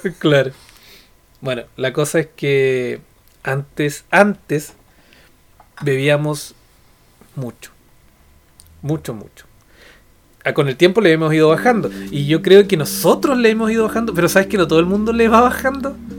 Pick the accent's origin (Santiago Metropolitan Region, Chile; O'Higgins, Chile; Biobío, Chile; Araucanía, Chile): Araucanía, Chile; Temuco; Nosotros somos del sur, somos temuquenses